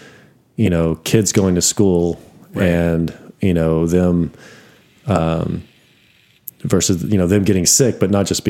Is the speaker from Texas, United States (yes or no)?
yes; Amarillo, Texas, United States; growing up in Amarillo